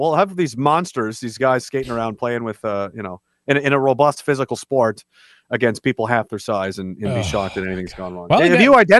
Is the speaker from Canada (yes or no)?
yes; Canada; since I'm Canadian, they say someone has a great hockey IQ